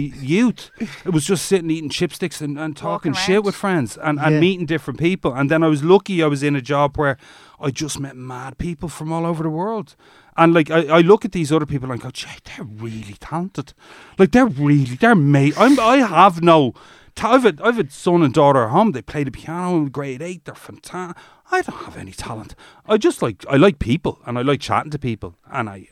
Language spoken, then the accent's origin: English; Dublin, Leinster, Ireland; also born or lived in Egypt; I grew up in Rathfarnham in Nutgrove